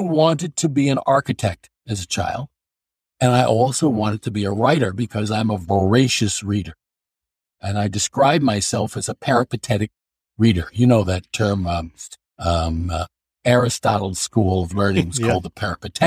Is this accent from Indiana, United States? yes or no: no; New York City, New York, United States; moved away as an adult; now in Scarsdale, United States; I was born and raised in New York City, Brooklyn, and lived there the first 31 and a half years of my life before I moved to Westchester County, which where I am now in Scarsdale